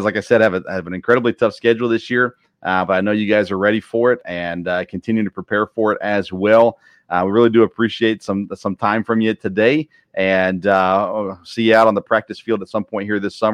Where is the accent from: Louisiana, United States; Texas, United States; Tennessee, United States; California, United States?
Tennessee, United States; Murfreesboro; I grew up in Tennessee, in Murfreesboro, where Middle Tennessee State is